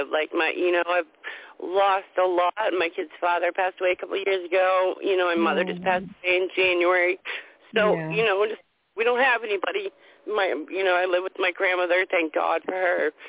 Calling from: Indialantic, Florida, United States

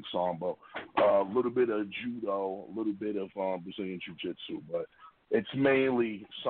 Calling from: Schenectady, New York, United States; Well, I'm calling from Schenectady, New York. I'm upstate.

